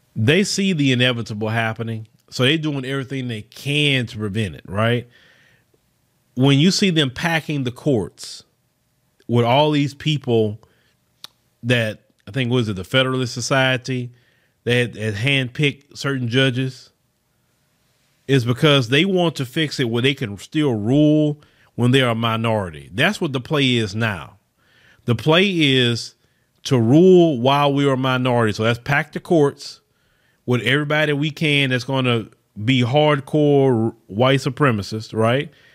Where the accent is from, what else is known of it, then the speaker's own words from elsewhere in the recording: Port Arthur, Texas, United States; from my hometown. I saw it. Port Arthur, Texas